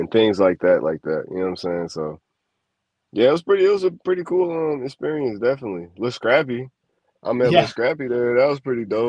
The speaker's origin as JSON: {"language": "English", "town": "Chicago", "region": "Illinois", "country": "United States", "said": "I'm from Chicago"}